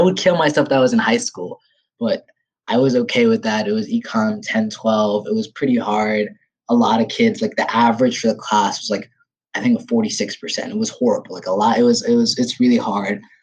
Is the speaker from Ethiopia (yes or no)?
yes; Ethiopia; moved away; I'm from Ethiopia, third world country